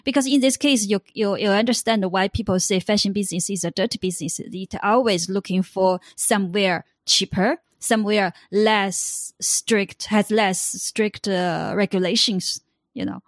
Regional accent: China; I come from China

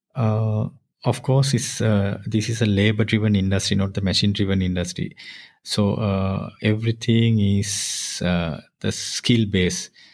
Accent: near Colombo, Western Province, Sri Lanka; I born near Colombo.

